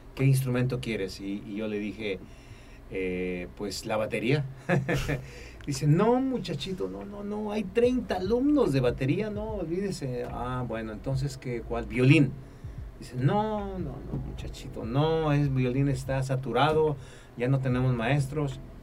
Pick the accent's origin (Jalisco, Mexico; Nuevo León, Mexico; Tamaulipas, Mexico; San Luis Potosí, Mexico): Tamaulipas, Mexico; Tampico; moved away; also born or lived in Mexico City / Los Angeles; soy oriundo de Tampico, Tamaulipas